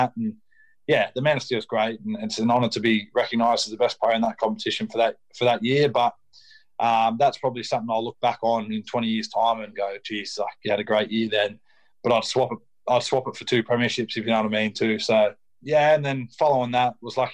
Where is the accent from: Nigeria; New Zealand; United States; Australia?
Australia; Mirrabooka, Western Australia; moved away as an adult; now in Wigan, United Kingdom; I'm born and raised in Australia